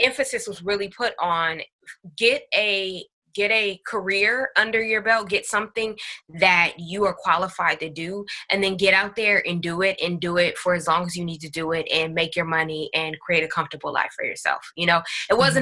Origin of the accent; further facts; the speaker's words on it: Northern California, United States; also born or lived in Long Beach, California; I'm from Northern California